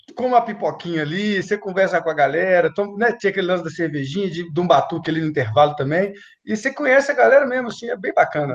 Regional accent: Belo Horizonte, Minas Gerais, Brazil; eu sou nascido e criado na aglomerada da Serra, na Vila Marsola

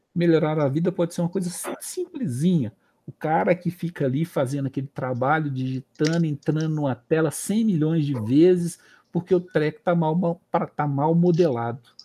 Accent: Belo Horizonte, Minas Gerais, Brazil; Morei no São, no São Francisco aqui

